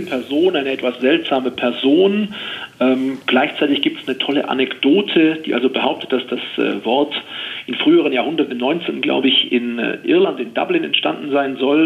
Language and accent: German; Oberstdorf, Bavaria, Germany; in Oberstdorf, eben in meiner Heimat im Allgäu